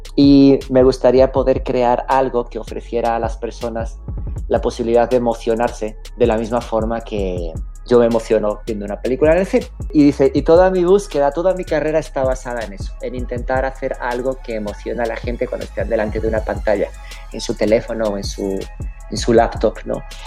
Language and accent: Spanish; Spain; moved away; also born or lived in Mexico; soy un emigrante. Nací en España, lo cual es perfectamente irrelevante a estas alturas de la historia, porque más bien la historia es que me fui de España.